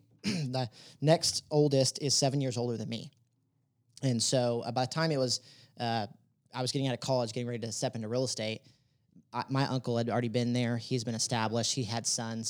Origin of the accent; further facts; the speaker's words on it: Dallas, Texas, United States; also born or lived in Denton, Texas; I'm originally from Dallas